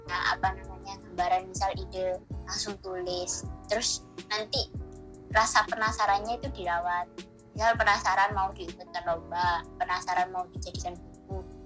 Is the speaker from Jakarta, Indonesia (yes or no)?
no; Gresik, East Java, Indonesia; desa kan aku asal gersik nih hmm, Gresik. desanya iya. itu di desa Mojo Tengah